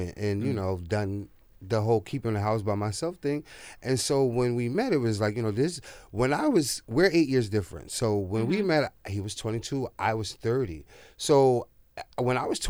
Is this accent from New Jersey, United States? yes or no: yes; Plainfield, New Jersey, United States; moved away as an adult; now in Newark, United States; I'm from Plainfield